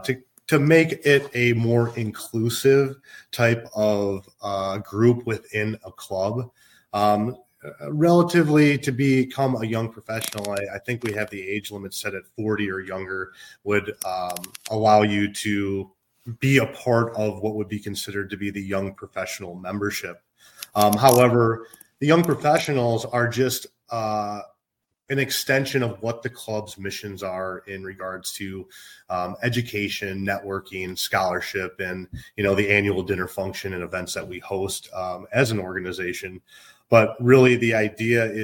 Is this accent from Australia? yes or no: no; Minnesota, United States; moved away as an adult; also born or lived in Illinois; now in Chicago, United States; I grew up in Minnesota and moved to Illinois in 2014